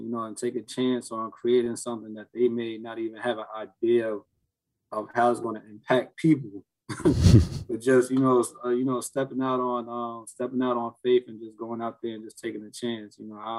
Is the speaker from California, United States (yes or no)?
no; Newark, New Jersey, United States; we grew up in the South Ward, of North New Jersey